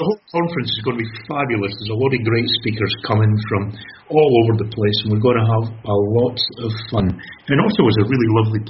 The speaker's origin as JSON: {"language": "English", "town": "Kirkcaldy", "region": "Scotland", "country": "United Kingdom", "tie": "born or raised there"}